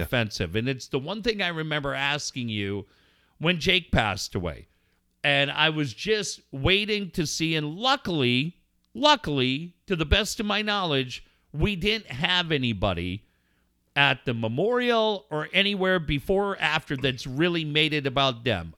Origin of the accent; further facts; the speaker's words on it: Cardiff, California, United States; also born or lived in La Costa, California; now in La Mesa, United States; I grew up in Cardiff